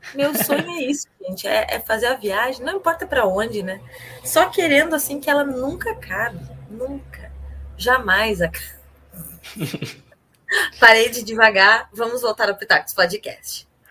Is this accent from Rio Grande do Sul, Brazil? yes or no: yes; Rio Grande do Sul, Brazil; now in Curitiba, Brazil; eu sou do Rio Grande do Sul